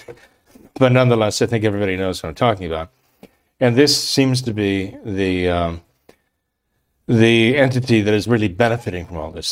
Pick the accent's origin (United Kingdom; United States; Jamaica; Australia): United States; we, as Americans